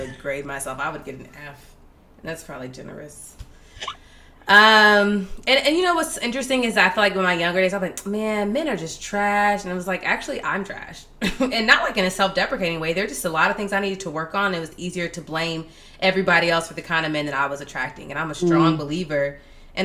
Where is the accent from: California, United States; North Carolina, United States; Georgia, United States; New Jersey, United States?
Georgia, United States; Atlanta; now in Washington, D.C., United States; We're both from Atlanta